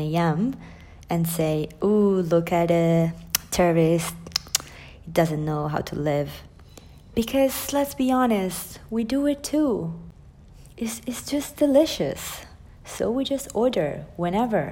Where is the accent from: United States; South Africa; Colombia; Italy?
Italy; English is a second language; I'm Italian, so please don't mind my accent